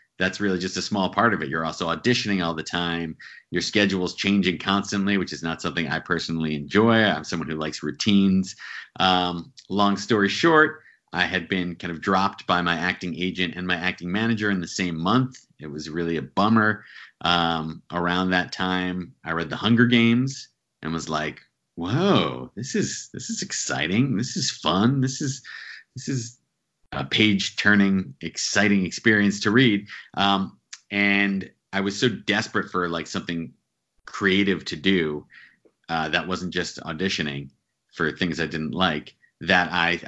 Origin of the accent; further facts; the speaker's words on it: central New Jersey, United States; now in New York City, United States; Grew up in New Jersey, central New Jersey, about an hour from New York City